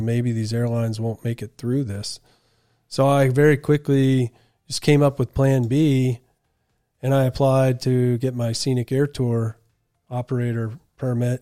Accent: Wolfeboro, New Hampshire, United States; I grew up on Winnipesaukee, out on Melody Island.

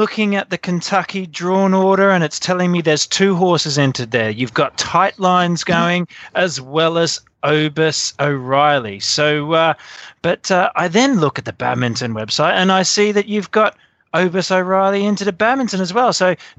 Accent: Australia; Sorry, you know, being Australian

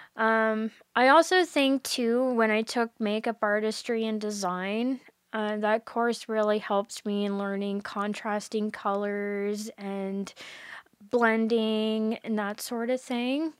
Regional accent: Bridgewater, Nova Scotia, Canada; I'm from Bridgewater, so it is in Lunenburg County

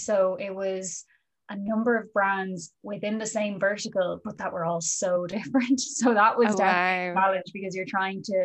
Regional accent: County Kildare, Ireland; also born or lived in New York; now in Dublin, Ireland; I'm a Kildare native

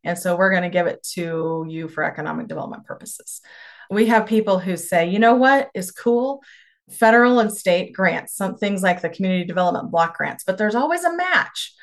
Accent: Stockton, Kansas, United States; now in Norton, United States; I grew up in Stockton, Kansas, and Rooks County

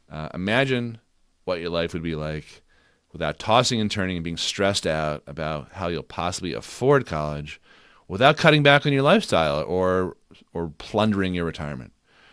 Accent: Newton, Massachusetts, United States; When I grew up in outside of Boston in Newton, Mass.

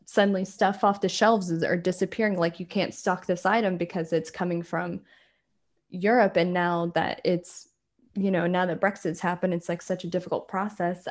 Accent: rural South Carolina, United States; moved away as an adult; now in Scotland, United Kingdom; I grew up in, like, rural South Carolina

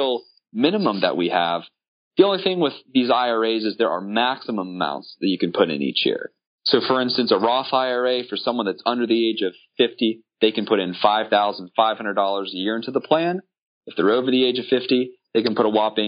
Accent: Apopka, Florida, United States; I'm from Central Florida, born and raised in Apopka

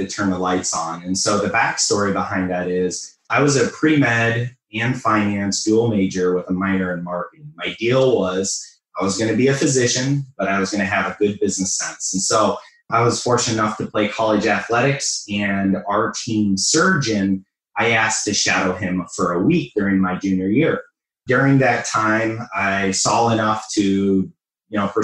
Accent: Ohio, United States; moved away as an adult; also born or lived in Metro Detroit, Michigan; now in Detroit, United States; I'm originally from Ohio

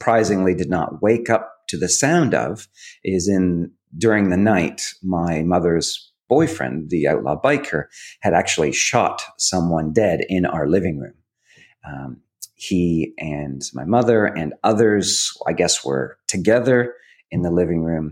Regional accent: Hamilton, Ontario, Canada; moved away as an adult; now in Australia; growing up in Canada, I grew up in a town called Hamilton

